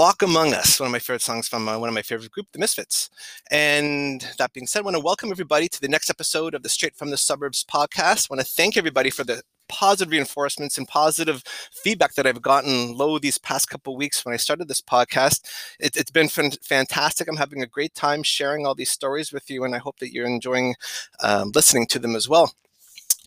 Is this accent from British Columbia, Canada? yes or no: no; Ottawa, Ontario, Canada; I grew up in Ottawa, I guess Ottawa South